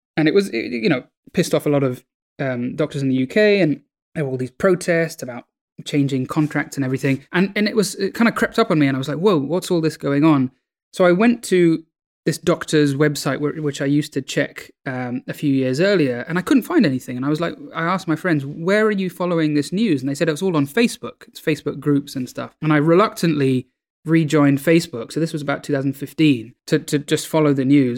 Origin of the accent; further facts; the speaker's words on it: London, United Kingdom; also born or lived in New Delhi, India; I was born in New Delhi in, in India, the capital of India, and, um, I lived there for the first few years of my life and, and then came to the U K, and I've been in London ever since